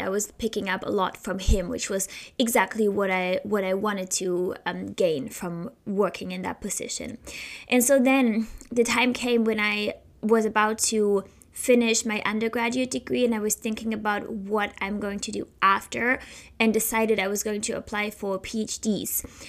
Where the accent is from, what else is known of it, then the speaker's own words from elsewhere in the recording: Heidelberg, Baden-Württemberg, Germany; moved away as an adult; now in Philadelphia, United States; in Germany, in my hometown, uh, Heidelberg